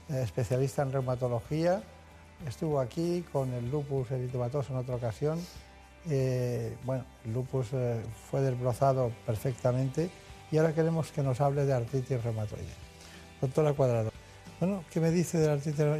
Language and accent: Spanish; Córdoba, Andalusia, Spain; also born or lived in Málaga; Soy de Córdoba no quedamos lejos.